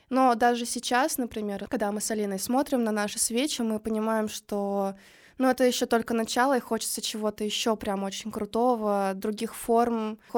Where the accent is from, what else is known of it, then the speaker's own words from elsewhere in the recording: Kirov, Kirov Oblast, Russia; now in Saint Petersburg, Russia; Ну вот я тоже из Кирова